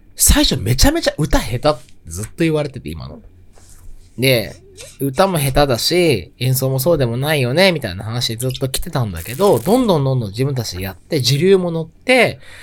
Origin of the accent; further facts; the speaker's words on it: Tokyo, Japan; 東京生まれ、東京育ち